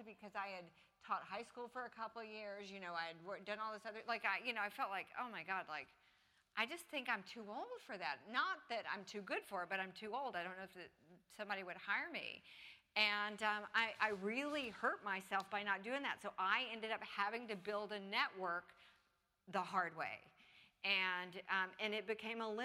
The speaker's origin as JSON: {"language": "English", "town": "Atlanta", "region": "Georgia", "country": "United States", "tie": "born or raised there", "also_born_or_lived": "Los Angeles", "moved": "yes", "said": "my hometown. The Civic Center, where I went on field trips in elementary school"}